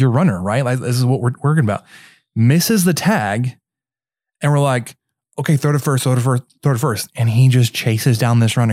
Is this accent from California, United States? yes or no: no; Mesquite, Texas, United States; also born or lived in Germany; based in Mesquite, which is my hometown